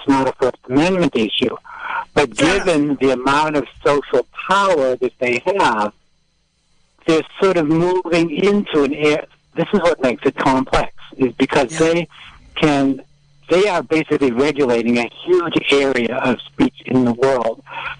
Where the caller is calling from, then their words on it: Mendocino, California, United States; I'm calling from Mendocino.